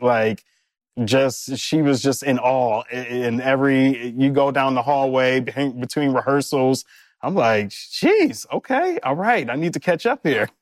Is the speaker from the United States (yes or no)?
yes; Detroit, Michigan, United States; moved away; also born or lived in New York; we're both from Detroit, uh, both born in the same hospital, w-, grew up on the same side of Detroit